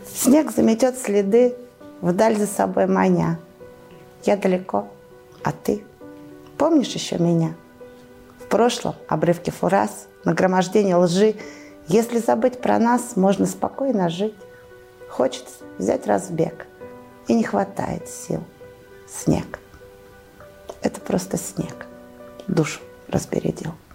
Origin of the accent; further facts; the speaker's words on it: Tara, Omsk Oblast, Russia; я уроженка города Тары. Э, здесь родилась, здесь росла, здесь творила, здесь училась, продолжаю жить